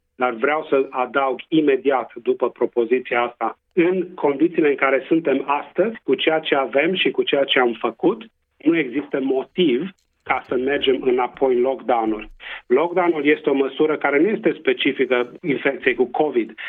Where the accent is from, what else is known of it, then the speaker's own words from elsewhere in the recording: Transylvania, Romania; accent: Transylvanian; first language Romanian; now in Western Australia, Australia; să mă adresez conaționalilor în limba maternă, cu accent ardelenesc